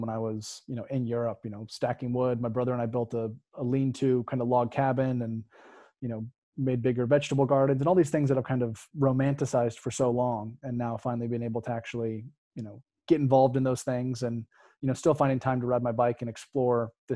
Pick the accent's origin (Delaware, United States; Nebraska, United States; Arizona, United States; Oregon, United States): Oregon, United States; moved away as an adult; I grew up in Oregon